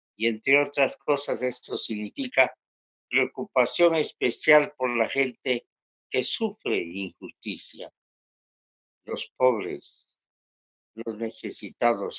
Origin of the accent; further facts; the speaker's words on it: Bogotá, Colombia; also born or lived in Quito, Ecuador / Sevilla, Cauca, Colombia; yo nací en Quito, Ecuador, y me crié en Bogotá, Colombia